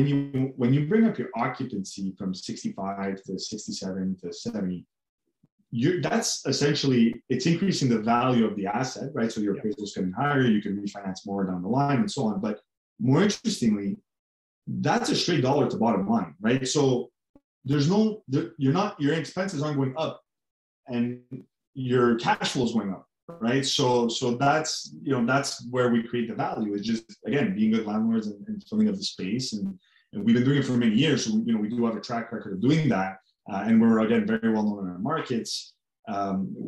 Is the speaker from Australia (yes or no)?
no; Canada; we're originally from Canada. We still are Canadian based